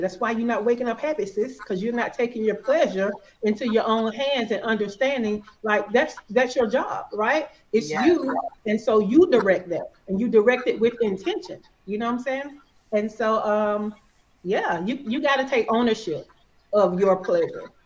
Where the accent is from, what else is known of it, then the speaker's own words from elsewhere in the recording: Alabama, United States; accent: Alabama; I'm from the South, I'm from Alabama. I'm sure y'all can hear all this Alabama